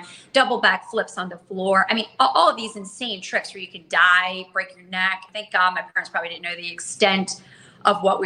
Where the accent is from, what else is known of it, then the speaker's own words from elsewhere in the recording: Charlotte, North Carolina, United States; moved away as an adult; I'm from Charlotte, North Carolina